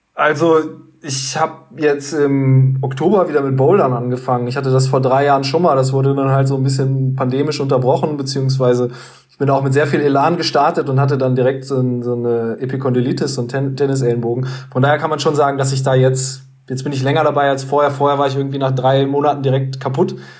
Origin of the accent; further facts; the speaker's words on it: Hanover, Lower Saxony, Germany; bei uns in Hannover